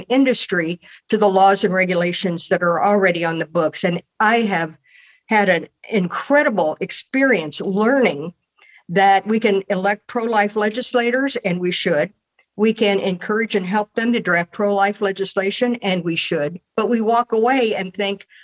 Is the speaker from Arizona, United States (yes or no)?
no; Columbus, Indiana, United States; now in Fort Wayne, United States; I was born in Columbus, Indiana, and grew up in a Lutheran Church, Missouri Synod home